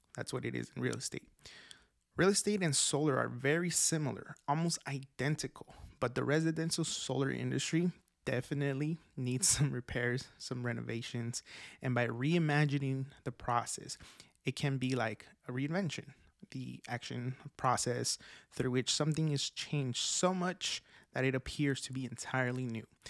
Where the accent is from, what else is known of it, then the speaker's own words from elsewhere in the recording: Oaxaca, Mexico; I was born in Mexico, Oaxaca, Mexico